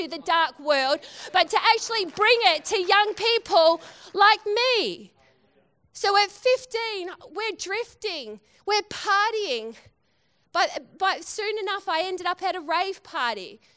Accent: Western Australia, Australia

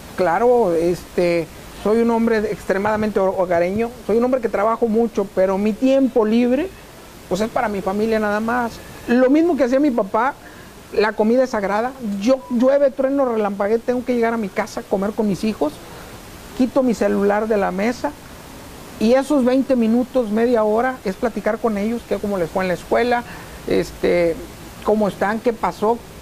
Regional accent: Ciudad Victoria, Tamaulipas, Mexico; Amo a Victoria y amo a Tamaulipas.

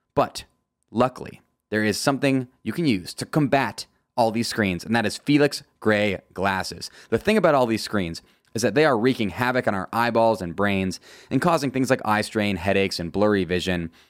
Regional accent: United States; As an American

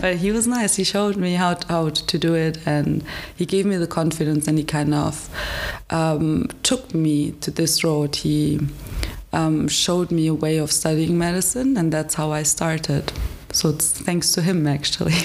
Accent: Frankfurt, Hesse, Germany; English is a second language; moved away as an adult; now in Hradec Kralove, Czech Republic; I come from Frankfurt, so it was a little bigger city

